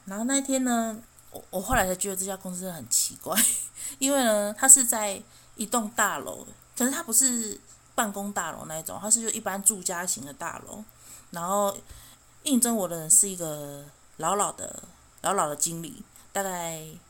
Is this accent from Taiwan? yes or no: yes; Chiayi, Taiwan; also born or lived in Taitung; 因为我，我嘉义人嘛，我就觉得，哦，每，每次过年过节都要从台东风尘仆仆地坐火车绕了半个台湾，然后再回到嘉义，我就觉得好辛苦